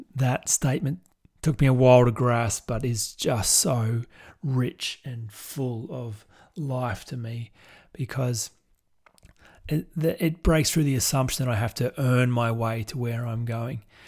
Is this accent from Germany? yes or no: no; Goulburn, New South Wales, Australia; my hometown in Goulburn